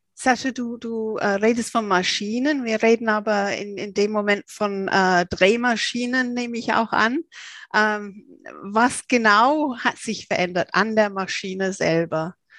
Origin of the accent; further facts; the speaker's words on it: England, United Kingdom; ich als Engländerin